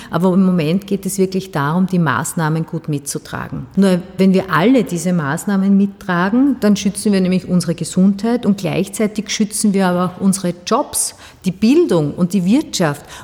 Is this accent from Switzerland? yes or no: no; Styria, Austria; Die Steiermark ist halt meine Heimat. Ich bin gern bei den Menschen draußen.